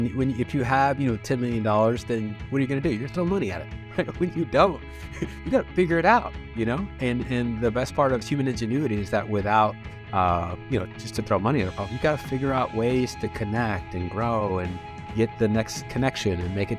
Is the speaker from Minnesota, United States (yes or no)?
no; Watts, California, United States; So I grew up in Watts, late 80s, early 90s, right?